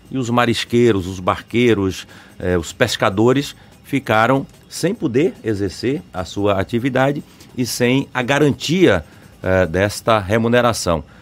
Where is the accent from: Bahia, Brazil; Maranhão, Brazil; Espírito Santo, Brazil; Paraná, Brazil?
Bahia, Brazil; Mairi; lá em Mairi, até onde eu nasci